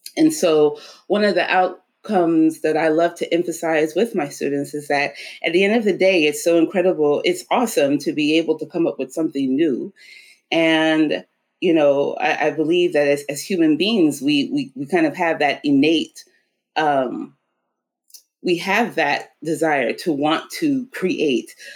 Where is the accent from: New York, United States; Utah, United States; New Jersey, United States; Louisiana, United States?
Louisiana, United States; New Orleans; also born or lived in Oklahoma, United States / Cape Town, South Africa; We were all born in Oklahoma, but around the age of seven, we moved to New Orleans. Um, and that's where I grew up.